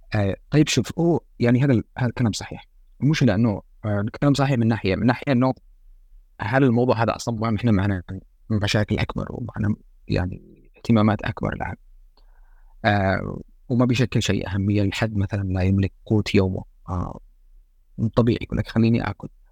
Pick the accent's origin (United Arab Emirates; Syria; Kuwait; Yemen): Yemen; احنا كيمنيين